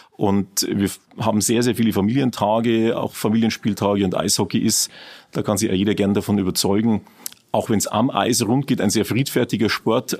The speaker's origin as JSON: {"language": "German", "town": "Regensburg", "region": "Bavaria", "country": "Germany", "tie": "born or raised there", "said": "Ich bin selber aus Regensburg, ähm, in Prüfening geboren, dort auch aufgewachsen und äh, eigentlich mein ganzes Leben in Regensburg gewesen"}